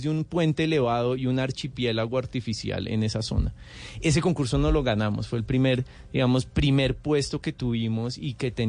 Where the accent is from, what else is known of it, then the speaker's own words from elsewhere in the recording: Colombia; nosotros como colombianos estamos fascinados con las estaciones